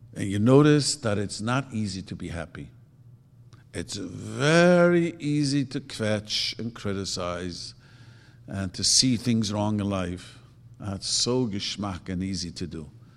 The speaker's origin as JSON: {"language": "English", "town": "New York City", "region": "New York", "country": "United States", "tie": "born or raised there", "also_born_or_lived": "Lakewood", "moved": "yes", "lives_now": "Los Angeles, United States", "said": "I grew up in Williamsburg"}